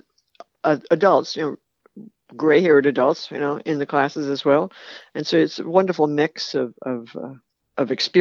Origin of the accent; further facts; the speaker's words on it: New York City, New York, United States; moved away; I grew up in New York City after the war